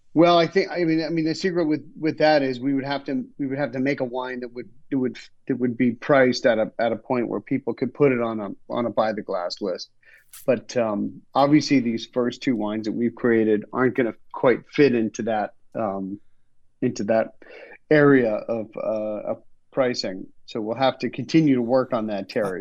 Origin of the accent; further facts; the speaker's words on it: Canada; moved away; also born or lived in Los Angeles; as a Canadian